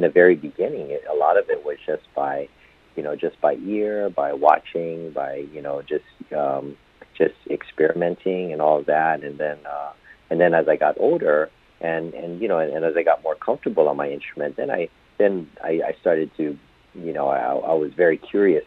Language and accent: English; Hawaii, United States; I was born and raised in in Hawaii